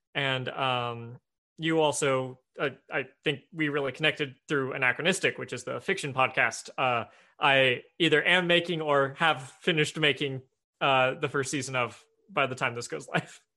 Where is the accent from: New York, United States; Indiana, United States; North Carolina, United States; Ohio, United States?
Indiana, United States; Evansville; moved away as an adult; now in Seattle, United States; Evansville, Indiana. Very, very southern tip of the, of the toe of Indiana. Uh, went, yeah, born there, grew up there, went to college there